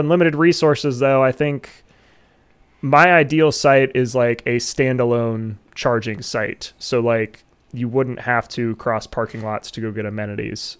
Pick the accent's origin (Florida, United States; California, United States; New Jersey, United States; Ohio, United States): Ohio, United States; my home state